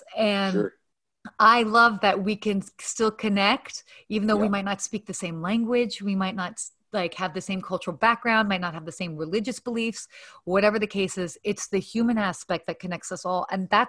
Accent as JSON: {"language": "English", "town": "Atlanta", "region": "Georgia", "country": "United States", "tie": "born or raised there", "also_born_or_lived": "Saudi Arabia / London, England", "said": "although I was born in the States, I actually lived in Saudi Arabia until I was 6. And then I lived in London, England for a year when I was like 7, 8. And then I actually lived in Atlanta from 8 to 18."}